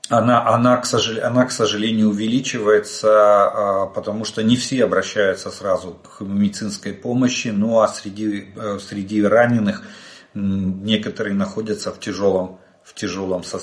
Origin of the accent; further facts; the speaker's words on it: Ukraine; Добрый день, мы из Украины.